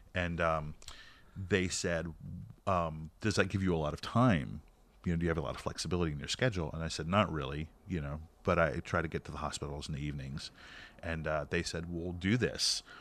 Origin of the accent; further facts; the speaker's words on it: North Carolina, United States; we were all friends growing up in North Carolina